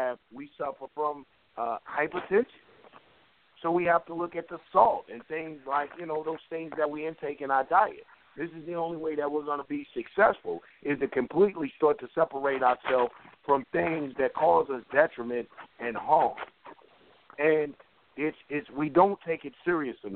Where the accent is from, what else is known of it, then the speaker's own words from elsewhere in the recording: Atlanta, Georgia, United States; I'm from Atlanta